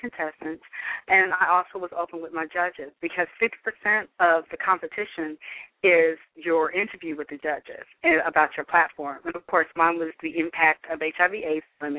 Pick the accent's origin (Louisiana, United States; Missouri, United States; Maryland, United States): Missouri, United States; now in Dallas, United States; my home state of Missouri